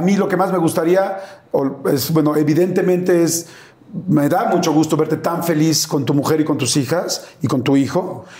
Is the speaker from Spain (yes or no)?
no; Mexico; soy mexicano